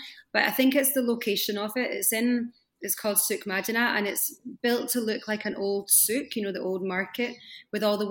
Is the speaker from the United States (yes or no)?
no; Scotland, United Kingdom; moved away as an adult; also born or lived in England / Doha, Qatar / Kuwait / France; now in Dubai, United Arab Emirates; I'm from Scotland